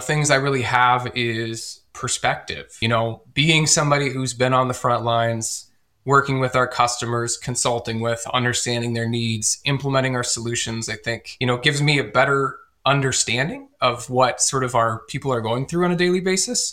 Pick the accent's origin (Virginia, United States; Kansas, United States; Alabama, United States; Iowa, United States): Iowa, United States; Northeast; I'm born and raised here in Northeast Iowa